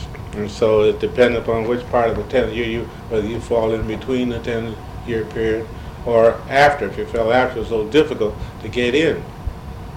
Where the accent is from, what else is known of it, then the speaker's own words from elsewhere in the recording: Detroit, Michigan, United States; moved away as an adult; also born or lived in Windsor, Canada; now in St. Louis, United States; we moved from Windsor to Detroit, in about 1919. I was about 6 years of age. So there we came up through the city system